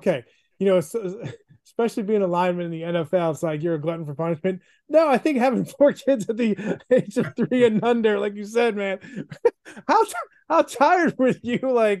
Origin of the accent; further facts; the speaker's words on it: Buffalo, New York, United States; also born or lived in South Bend, Indiana; I grew up in, I'm from Buffalo, so to speak. I actually was born in South Bend